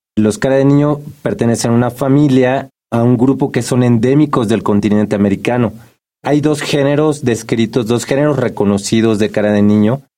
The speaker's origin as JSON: {"language": "Spanish", "region": "Mexico City", "country": "Mexico", "tie": "born or raised there", "said": "como habitante de la Ciudad de México, yo nací aquí, como buen chilango"}